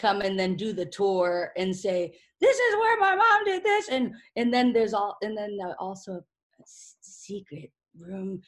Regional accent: Manchester, New Hampshire, United States; I grew up in New Hampshire, in Manchester, and in a different house

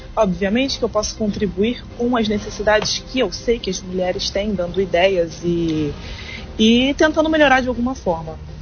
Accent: Angra dos Reis, Rio de Janeiro, Brazil; also born or lived in Ilha Grande; Sou nascida e criada aqui na cidade de Angra dos Reis.

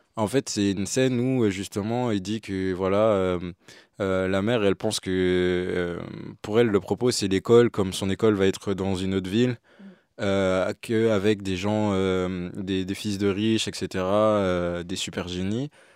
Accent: Martinique; moved away as an adult; quand je suis parti de la Martinique, c'était exactement ça. Mm. Euh, je suis parti loin pour euh, aussi étudier

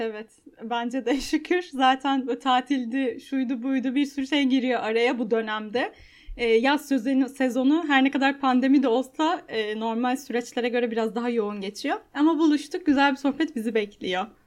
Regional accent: Istanbul, Turkey; ben de Maltepe'de yaşadım. Yani e, evlenene Aa. kadar.

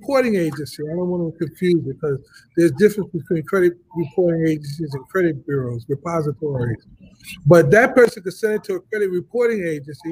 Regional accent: New York, United States; I'm from New York. I graduated, you know, and growing up in New York in the 70s, everybody lived in an apartment

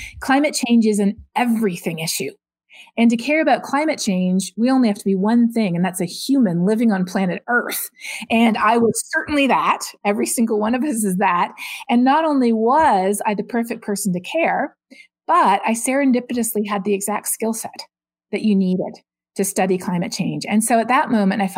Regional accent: Canada; Growing up in Canada, you learn about climate change in your geography and your science classes

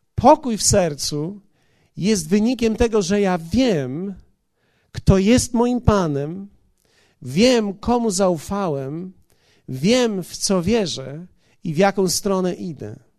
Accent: Poland

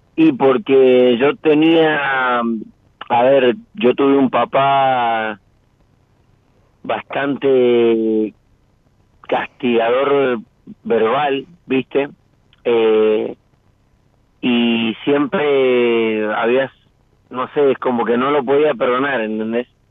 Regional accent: San Rafael, Mendoza, Argentina; Soy de San Rafael, Mendoza.

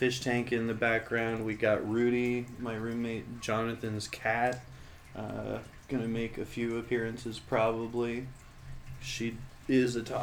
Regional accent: Des Moines, Iowa, United States; we're from Des Moines, Iowa

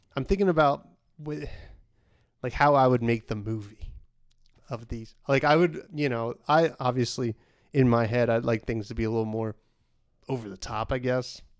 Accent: the Hamptons, New York, United States; we're from the Hamptons

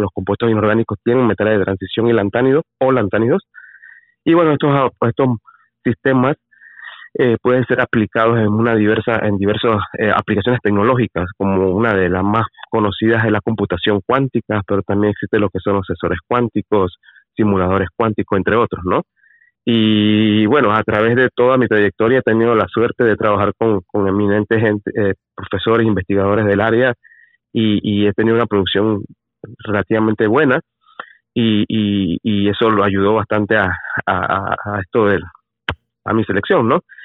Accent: Panama; soy el primer panameño

